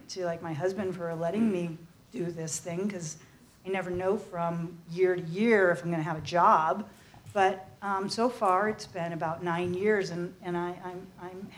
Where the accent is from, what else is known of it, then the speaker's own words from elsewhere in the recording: Massachusetts, United States; we grew up in Massachusetts in a small rural New England community